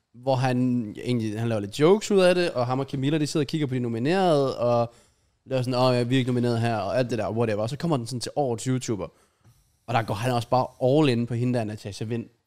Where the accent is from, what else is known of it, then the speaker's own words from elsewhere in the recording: Denmark; som dansker